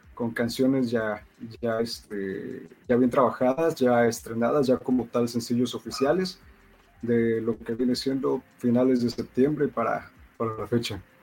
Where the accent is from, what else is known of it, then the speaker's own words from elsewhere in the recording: Poza Rica, Veracruz, Mexico; also born or lived in Ciudad del Carmen, Campeche; soy de la ciudad de Poza Rica, Veracruz